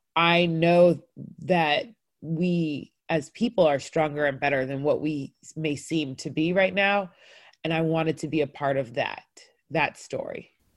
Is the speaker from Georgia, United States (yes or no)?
yes; North Cobb, Georgia, United States; I grew up in North Cobb. We were the only Black family in the neighborhood and therefore for sure the only African family.